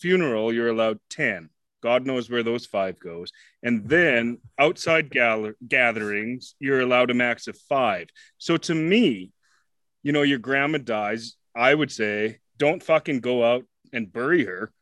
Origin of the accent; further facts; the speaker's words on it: Canada; I'm Canadian